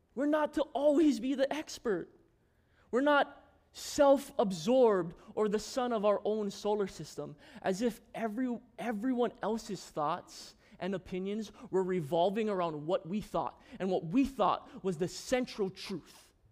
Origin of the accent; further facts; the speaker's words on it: Maui, Hawaii, United States; also born or lived in Lanai, Hawaii; When I moved to Maui, I was five years old